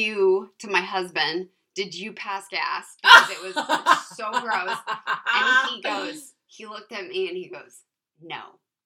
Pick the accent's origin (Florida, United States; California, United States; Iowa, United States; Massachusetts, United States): California, United States; I was raised in California